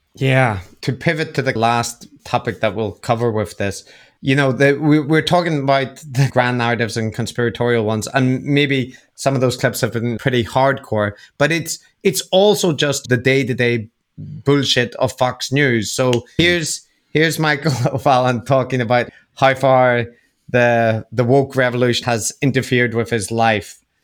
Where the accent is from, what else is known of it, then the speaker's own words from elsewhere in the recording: Northern Ireland, United Kingdom; growing up in Northern Ireland